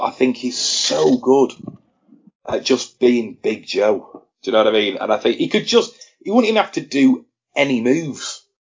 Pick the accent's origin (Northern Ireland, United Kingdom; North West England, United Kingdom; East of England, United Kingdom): North West England, United Kingdom; Blackpool; it was in my hometown